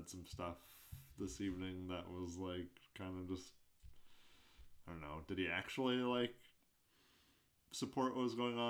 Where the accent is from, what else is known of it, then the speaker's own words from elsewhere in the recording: United States; as an American